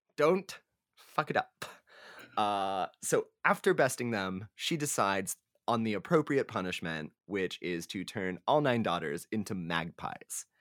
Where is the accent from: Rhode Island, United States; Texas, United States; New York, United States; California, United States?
Texas, United States; we are from Texas where they have the blue bonnet